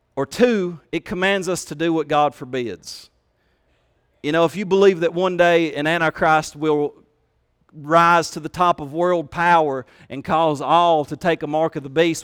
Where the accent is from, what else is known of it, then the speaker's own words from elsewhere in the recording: Kentucky, United States; They made fun of my accent. They made fun of the fact that I was from Kentucky